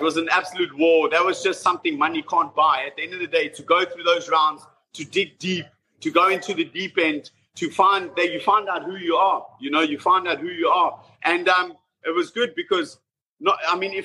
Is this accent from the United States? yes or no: no; South Africa; moved away as an adult; now in London, United Kingdom; I was raised in South Africa